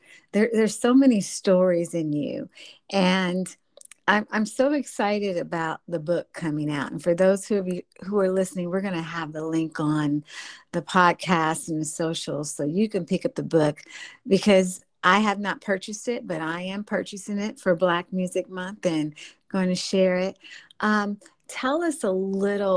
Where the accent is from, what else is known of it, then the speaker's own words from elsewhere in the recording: Midwest, United States; I'm from the Midwest